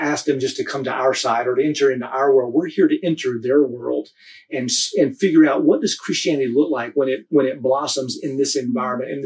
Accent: United States; moved away as an adult; now in Nepal; In the areas where we grew up in the States

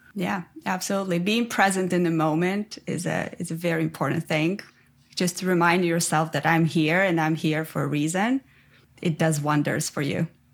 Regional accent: Ukraine; English is a second language; moved away as an adult; also born or lived in Armenia; now in Canada; I'm originally from Armenia, but I grew up in Ukraine. And then about eight years ago, I moved to Canada.

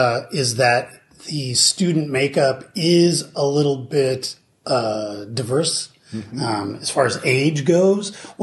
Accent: Oregon, United States; now in Seattle, United States; I'm from Oregon originally

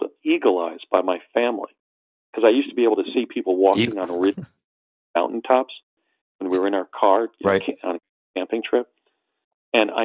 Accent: New Jersey, United States; an ethnic hybrid growing up in New Jersey in the 60s

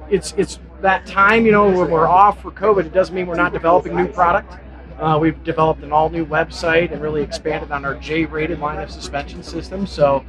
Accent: Michigan, United States; We're from Michigan

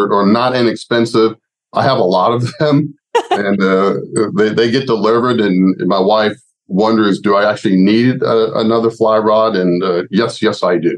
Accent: Gainesville, Florida, United States; my hometown, Gainesville, Florida

